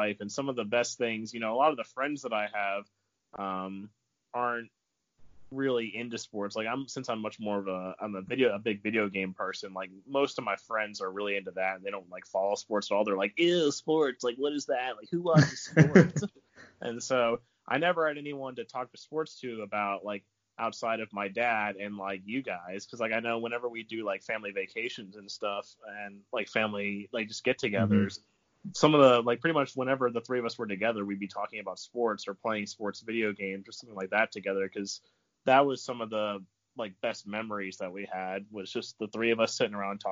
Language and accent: English; North Carolina, United States; I'm from North Carolina